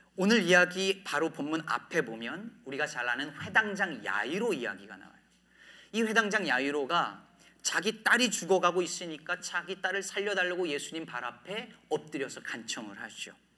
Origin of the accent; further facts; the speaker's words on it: Jecheon, North Chungcheong, South Korea; moved away as an adult; also born or lived in Daejeon / Cheorwon / Asan / New Jersey; now in Chicago, United States; 저는 충북 제천에서 46년 전에 태어났습니다. 제 나이가 20대인 줄 알고 계신 분들에게 나이를 공개했는데 충북 제천에서 고등학교 때까지 살다가